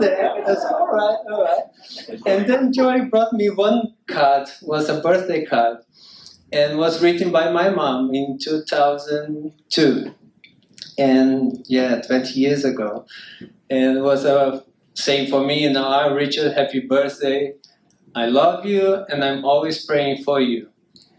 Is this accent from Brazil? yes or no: yes; Brazil; I'm from Brazil.